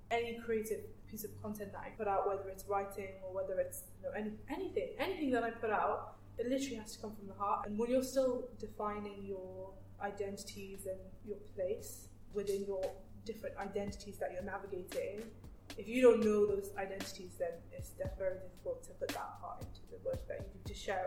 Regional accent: Wales, United Kingdom; as someone that's born and raised in Wales, in the UK

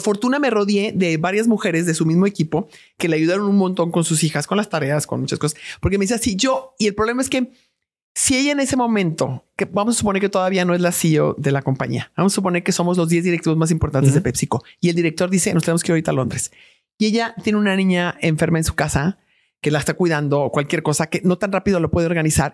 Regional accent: Mexico; los mexicanos somos súper creativos, los mexicanos somos profundamente inteligentes

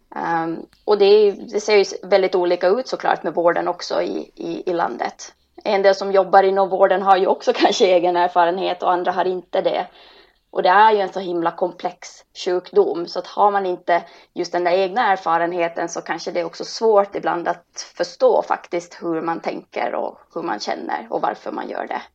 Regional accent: Finland; moved away as an adult; also born or lived in Helsinki; now in Stockholm, Sweden; Och jag kommer egentligen från Finland och har bott nu i Stockholm i 20 år

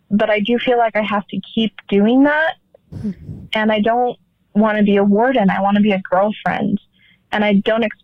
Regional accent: Utah, United States; I am 25 and from Utah

